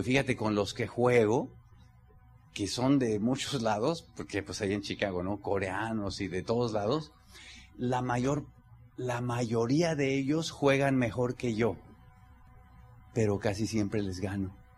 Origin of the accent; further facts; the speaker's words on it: Mexico; como mexicano